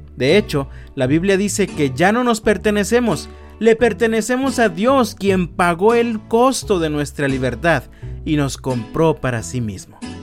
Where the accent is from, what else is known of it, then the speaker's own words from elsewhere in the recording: Mexico; disfrutamos como mexicanos